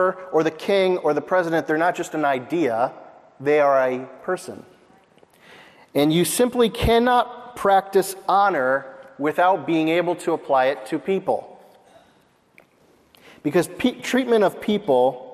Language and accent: English; United States; we are American and we live in America